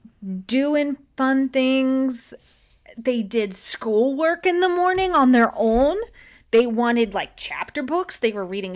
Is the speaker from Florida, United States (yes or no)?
yes; Florida, United States; I grew up in Florida.